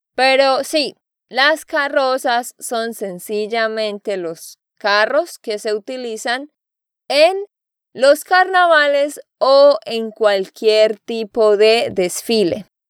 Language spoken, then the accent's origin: Spanish; Santander, Colombia; de Santander, Colombia